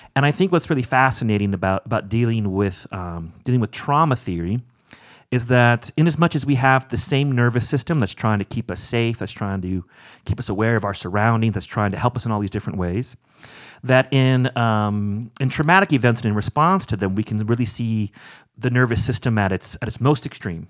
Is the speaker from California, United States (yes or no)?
yes; Orange County, California, United States; moved away as an adult; also born or lived in Evanston, Illinois; now in South Bend, United States; I grew up in Orange County, California